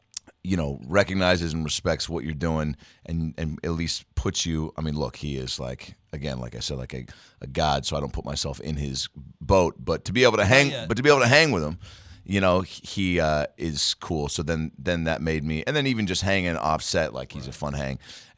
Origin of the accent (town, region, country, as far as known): Lake Forest Park, Washington, United States; born or raised there